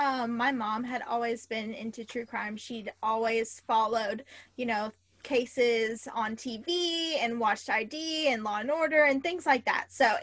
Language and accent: English; California, United States; I'm from California, so a lot of big cases happened in California.